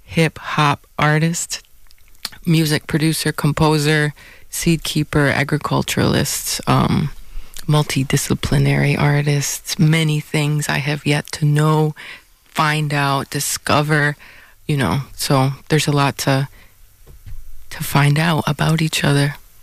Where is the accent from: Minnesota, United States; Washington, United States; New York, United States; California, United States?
New York, United States; Akwesasne; also born or lived in Onondaga Nation; I'm a Mohawk from Akwesasne, born on the Onondaga Nation.